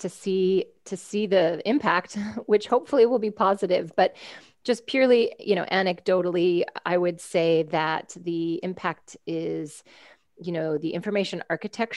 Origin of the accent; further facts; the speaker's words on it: United States; I'm an American